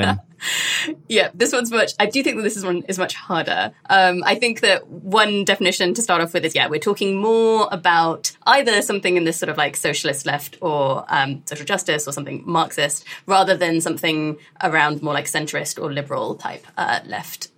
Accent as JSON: {"language": "English", "country": "United Kingdom", "tie": "born or raised there", "said": "I grew up in the UK, like as a British Asian Muslim during the kind of uh, war on terror period"}